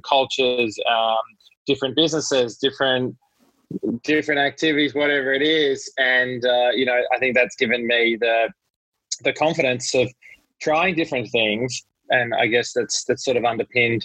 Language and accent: English; Melbourne, Victoria, Australia; moved away as an adult; now in New York, United States; grown up in Australia. I'm Australian, born in Melbourne, and moved to New York in 2010, late 2010.